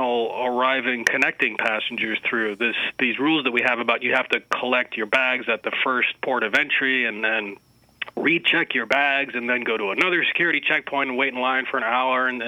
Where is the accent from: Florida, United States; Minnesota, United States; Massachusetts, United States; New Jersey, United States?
Massachusetts, United States; Boston; my hometown, Boston